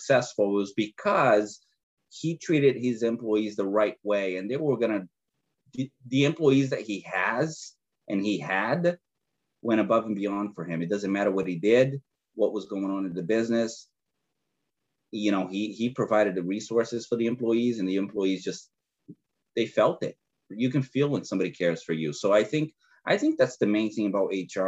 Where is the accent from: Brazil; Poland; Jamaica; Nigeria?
Brazil; English is a second language; moved away; I'm originally from Brazil, and, you know, I arrived here from a third world country to a first world country without speaking a word of English